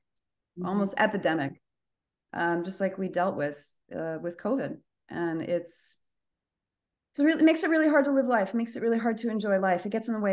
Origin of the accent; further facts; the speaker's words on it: United States; as an American